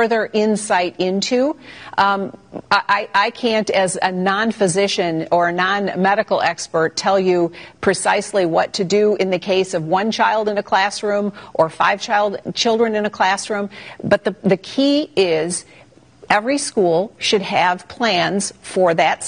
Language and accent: English; Michigan, United States; my home state, in the city of Detroit